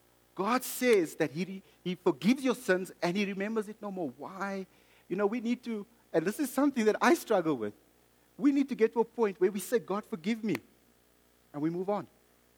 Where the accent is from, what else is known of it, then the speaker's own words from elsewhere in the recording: South Africa; also born or lived in Mozambique; I bought it because I'm South African or Mozambican. Or half South African, half Mozambican.